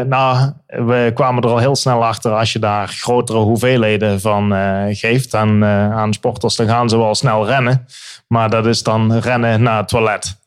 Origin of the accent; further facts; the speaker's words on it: Limburg, Netherlands; moved away as an adult; also born or lived in Birmingham, England; now in England, United Kingdom; ik kom uit Limburg.